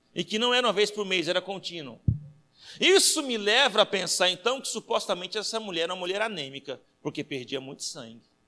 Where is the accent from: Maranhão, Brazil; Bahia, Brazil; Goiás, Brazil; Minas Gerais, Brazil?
Goiás, Brazil; Anápolis; moved away; Quando eu vou para casa da minha mãe em Goiás, que eu sou goiano, lá de Anápolis